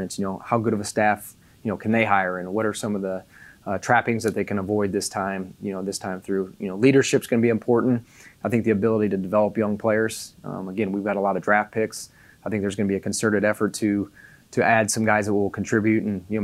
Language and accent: English; Indiana, United States; moved away; I'm from Indiana, so, you know, I tell people I grew up, there's a cornfield across the road for me